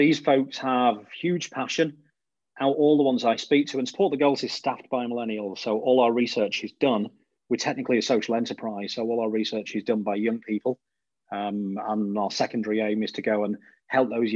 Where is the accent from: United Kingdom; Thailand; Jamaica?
United Kingdom; Blackpool, North West England; moved away; I'm from Blackpool in the northwest of the UK originally.